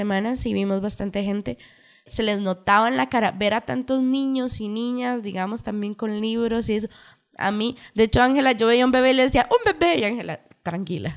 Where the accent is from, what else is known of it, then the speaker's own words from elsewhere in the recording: Cartago, Costa Rica; Nosotras somos de Cartago.